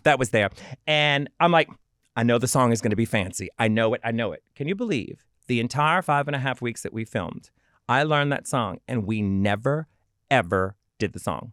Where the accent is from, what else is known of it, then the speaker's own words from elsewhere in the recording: New Orleans, Louisiana, United States; I come from New Orleans